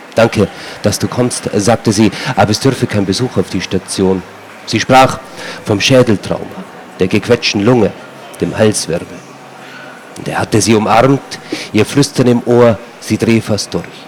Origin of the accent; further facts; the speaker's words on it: Alpbach, Tyrol, Austria; ich komme aus Altbach, Tiroler Unterland ist das, äh, Paralleltal zum Zillertal